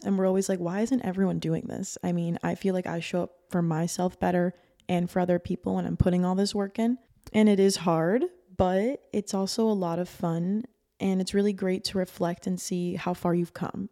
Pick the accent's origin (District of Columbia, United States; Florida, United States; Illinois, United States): Florida, United States; Miami Beach; born or raised there